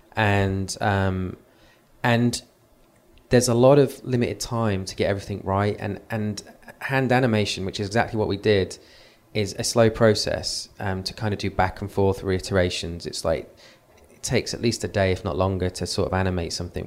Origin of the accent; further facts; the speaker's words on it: Nuneaton, West Midlands, United Kingdom; that's my hometown